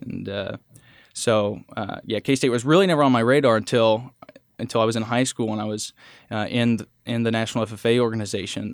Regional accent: Holton, Kansas, United States; also born or lived in Oswego, Kansas; Holton's my hometown

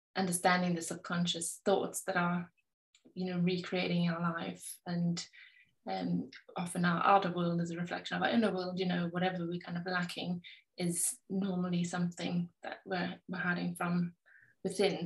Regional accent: South Africa; now in England, United Kingdom; I live in England, but I was raised in South Africa.

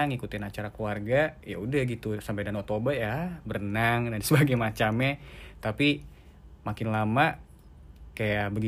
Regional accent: North Sumatra, Indonesia; Mungkin pertama itu uh, kampung halaman gue sih. Mm

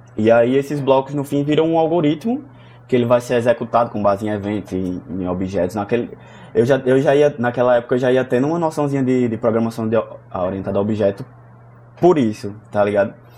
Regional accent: Santa Rita, Paraíba, Brazil; eu sou natural de Santa Rita, é, região metropolitana aqui de João Pessoa, Paraíba

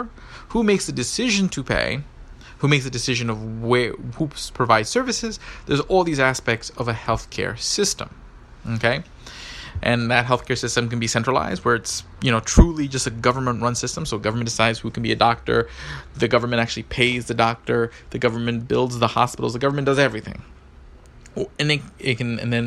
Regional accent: United States; I'm from the United States

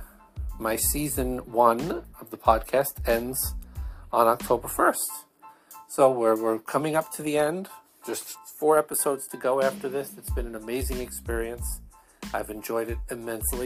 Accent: Brooklyn, Long Island, New York, United States; accent: Brooklyn, Long Island, formerly Jewish; my accent is, Brooklyn, Long Island, a formerly Jewish accent

